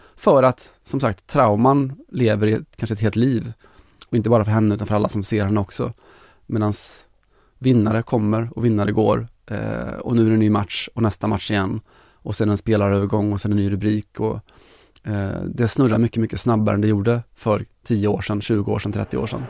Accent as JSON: {"language": "Swedish", "town": "Kinna", "region": "Västra Götaland", "country": "Sweden", "said": "jag är från Kina"}